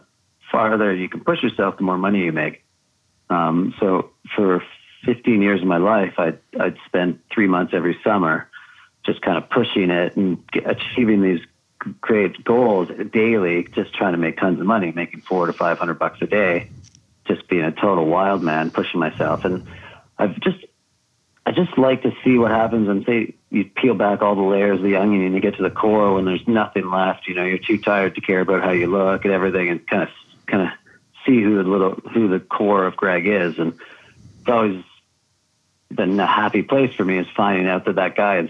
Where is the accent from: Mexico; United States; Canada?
Canada; just south of Montreal, Quebec; I grew up just south of Montreal in Quebec